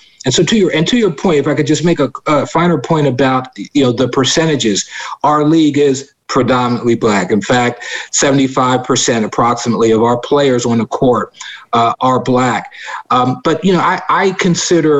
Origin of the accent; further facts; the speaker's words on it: Philadelphia, Pennsylvania, United States; I grew up in West Philadelphia